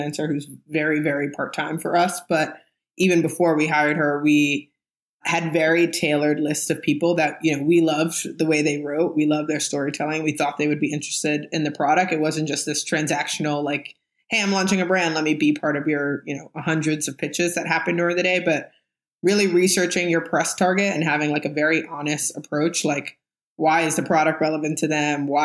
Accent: New York City, New York, United States; also born or lived in Harlem; I grew up in the Bronx

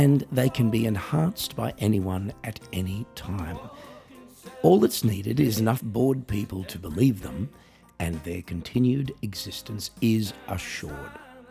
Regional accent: Australia; now in Germany; I'm an Australian musician, singer, songwriter, comedian, writer, and coffee enthusiast

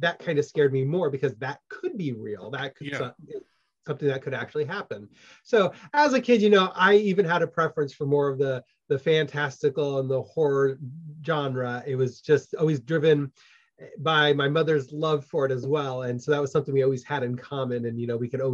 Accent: Midwest, United States; also born or lived in Nebraska / Iowa / Minnesota / South Dakota; I was born in Nebraska, raised in the Midwest, you know, Iowa, Nebraska, Minnesota, South Dakota, my entire life, but born in Nebraska.

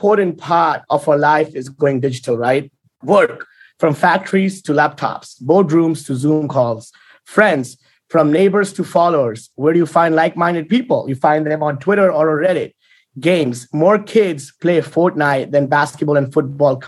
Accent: India; I was born in India

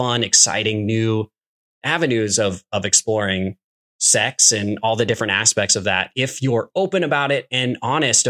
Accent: Midwest, United States; being an American kid growing up in the Midwest

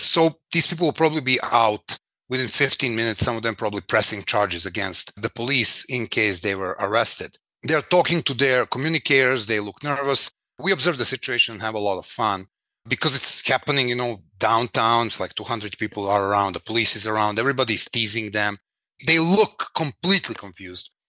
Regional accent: Belgrade, Serbia; I was born in Belgrade, 1973

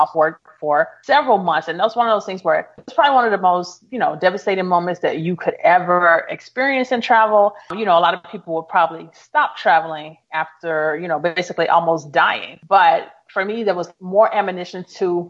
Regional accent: Memphis, Tennessee, United States; moved away; also born or lived in St. Louis, Missouri; at the time I was living in St. Louis, Missouri, but I'm originally from Memphis, Tennessee.

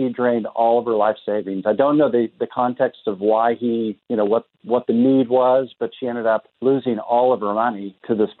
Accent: Tulsa, Oklahoma, United States; I'm originally from Tulsa, so I was born and raised here in Tulsa

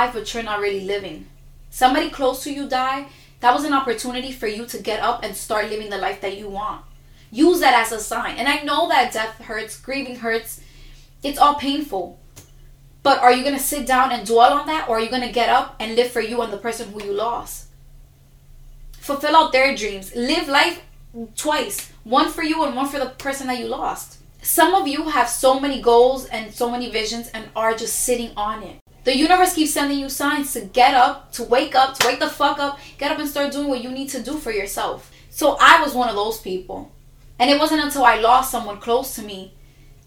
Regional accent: New York City, New York, United States; I was given so many labels because I'm from Dykeman

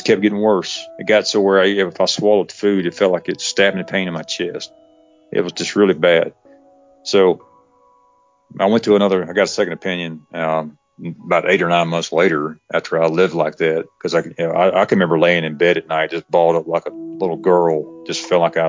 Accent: west of Atlanta, Georgia, United States; we opened this new franchise out in west of Atlanta

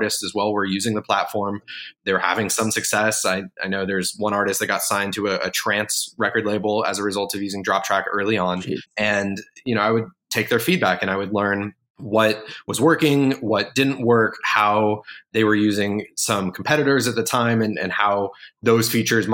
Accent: Colorado, United States; moved away as an adult; where I grew up in Colorado

